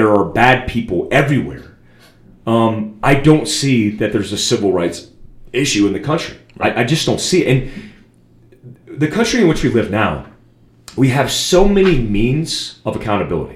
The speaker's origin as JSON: {"language": "English", "town": "Daytona Beach", "region": "Florida", "country": "United States", "tie": "born or raised there", "said": "I grew up in Bethune. I grew up across the street from Bethune-Cookman College, a black university."}